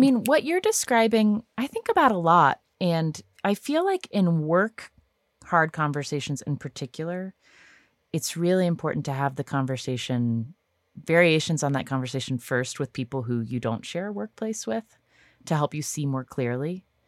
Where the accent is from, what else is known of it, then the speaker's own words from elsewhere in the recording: United States; I'm an American